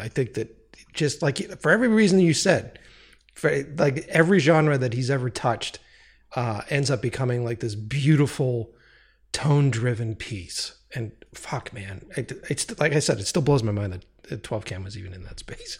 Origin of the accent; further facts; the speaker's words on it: United States; being an American